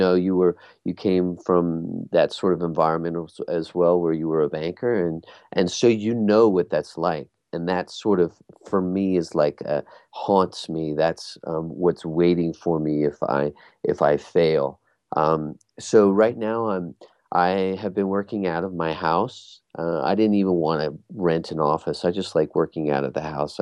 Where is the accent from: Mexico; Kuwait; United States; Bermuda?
Bermuda; I come from Bermuda, and I was in Bermuda at the time.